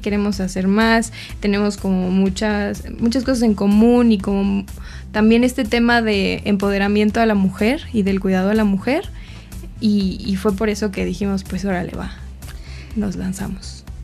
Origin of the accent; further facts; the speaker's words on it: Mexico City, Mexico; en mi familia nosotros somos de Ciudad de México